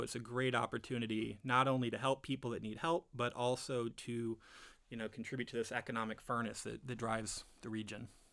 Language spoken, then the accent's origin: English; Arlington, Virginia, United States; now in Michigan, United States; I grew up in Arlington, Virginia